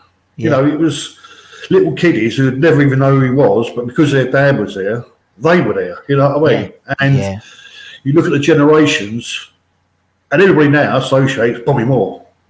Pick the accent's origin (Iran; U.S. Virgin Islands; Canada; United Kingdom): United Kingdom; London; my dad, we grew up in North London, it was either Arsenal or Tottenham, there was no in between.